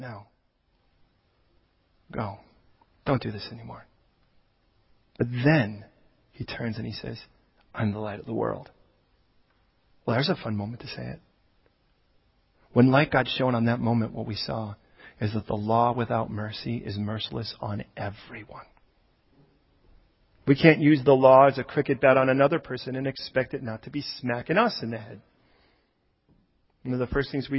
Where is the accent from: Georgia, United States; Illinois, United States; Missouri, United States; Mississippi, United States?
Illinois, United States; Chicago; I was born, I don't know if you know, I was born in Chicago.